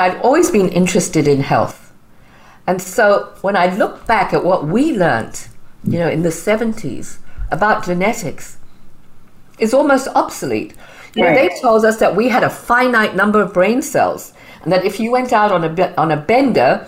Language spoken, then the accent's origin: English; Zimbabwe; moved away; as you can tell, I have a bit of an accent. So I'm originally from Zimbabwe. So I came here